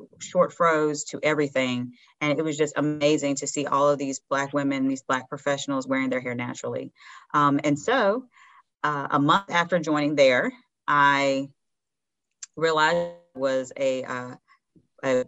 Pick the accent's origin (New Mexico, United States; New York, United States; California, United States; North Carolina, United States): North Carolina, United States; Hickory; I grew up in Hickory, North Carolina, which is a very small town